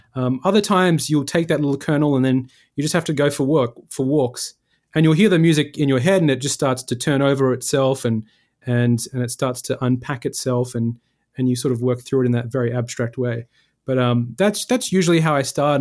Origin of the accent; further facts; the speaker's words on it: Perth, Western Australia, Australia; moved away as an adult; also born or lived in Lesmurdie, Western Australia; now in New York City, United States; I was from Perth, the, one of the most isolated cities in the world